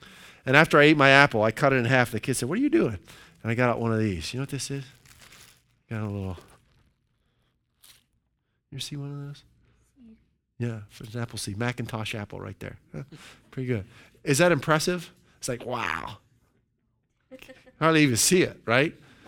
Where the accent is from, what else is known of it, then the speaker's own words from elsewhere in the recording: Pennsylvania, United States; And we're originally from Western Pennsylvania, and there's a lot of farms in Pennsylvania.